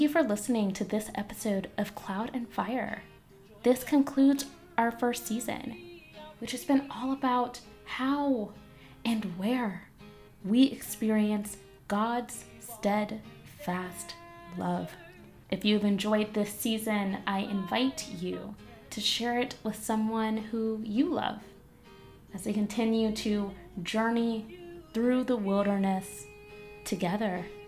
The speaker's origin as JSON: {"language": "English", "area": "Virginia and the Carolinas", "region": "Southeast", "country": "United States", "tie": "born or raised there", "moved": "as an adult", "lives_now": "New England, United States", "said": "I grew up mostly in Virginia and the Carolinas."}